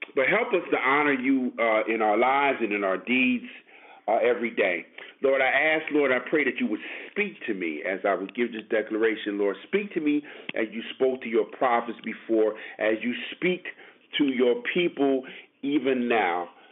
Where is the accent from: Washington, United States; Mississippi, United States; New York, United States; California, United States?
New York, United States; New York City; born and raised in Brooklyn, NYC